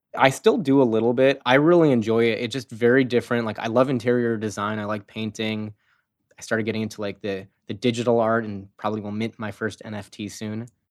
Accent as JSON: {"language": "English", "town": "Chicago", "region": "Illinois", "country": "United States", "moved": "yes", "lives_now": "San Francisco, United States", "said": "I'm from Chicago"}